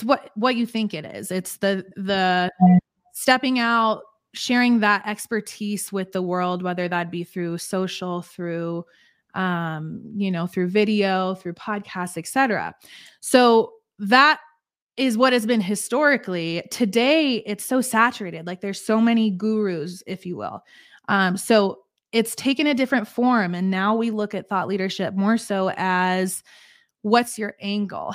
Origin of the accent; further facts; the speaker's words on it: Colorado, United States; I am from Colorado. Born and raised here in America